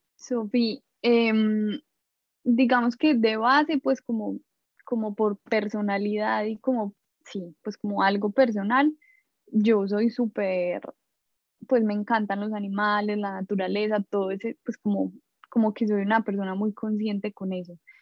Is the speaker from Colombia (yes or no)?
yes; Medellín, Antioquia, Colombia; moved away as an adult; now in New York, United States; soy de Medellín